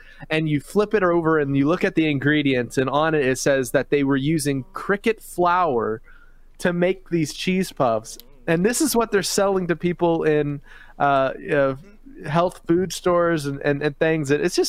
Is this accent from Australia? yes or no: no; Philippines; I grew up overseas in the Philippines, and I remember cockroaches there fly and bite and are fast and just terrifying